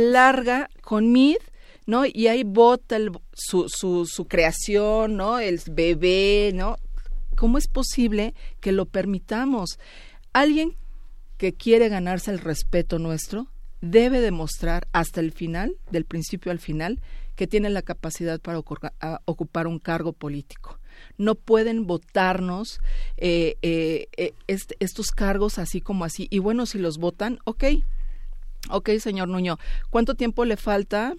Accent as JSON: {"language": "Spanish", "country": "Mexico", "said": "como mexicana"}